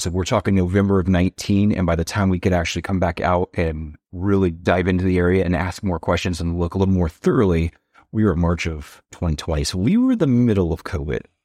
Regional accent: Waco, Texas, United States; I was born in Waco

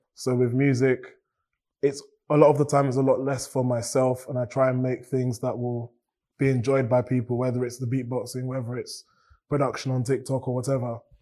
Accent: Cambridge, East of England, United Kingdom; I've grown up in Cambridge and I'm grateful for all of these things. And I've also grown up in a Nigerian household

